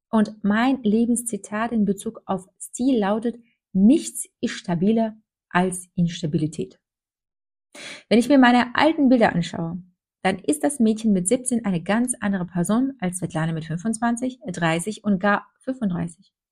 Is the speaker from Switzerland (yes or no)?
no; Minsk, Belarus; now in Germany; Ich komme aus Minsk, Weißrussland, und bin in ziemlich bescheidenen Verhältnissen aufgewachsen.